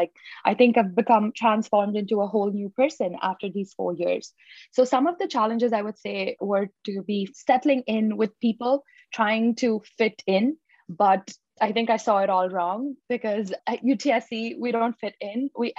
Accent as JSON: {"language": "English", "town": "Mumbai", "region": "Maharashtra", "country": "India", "moved": "yes", "said": "I moved from Mumbai, India, a country with the second largest population and a city with the population of about 18.2 million."}